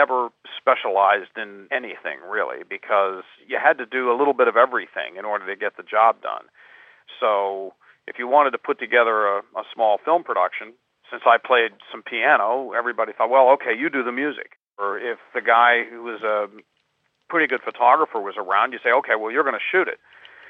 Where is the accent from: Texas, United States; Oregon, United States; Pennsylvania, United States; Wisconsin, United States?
Pennsylvania, United States; Pittsburgh; Growing up in the States, going down to the movie houses where I lived in Pittsburgh, which is where I grew up